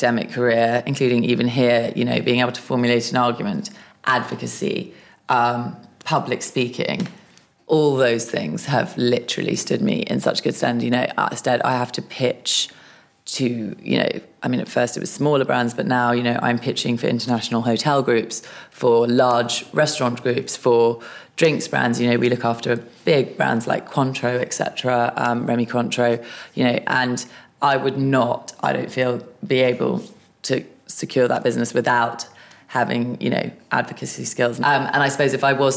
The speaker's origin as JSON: {"language": "English", "region": "London", "country": "United Kingdom", "tie": "born or raised there", "said": "I'm a Londoner, born and bred."}